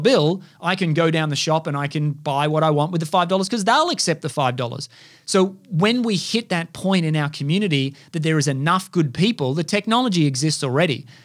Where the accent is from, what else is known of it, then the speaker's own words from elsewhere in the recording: Australia; I was brought up here in Australia